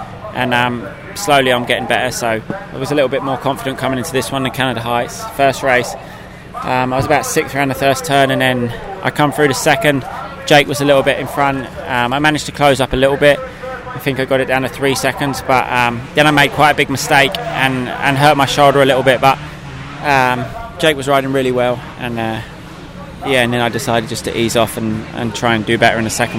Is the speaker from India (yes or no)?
no; United Kingdom; as a British rider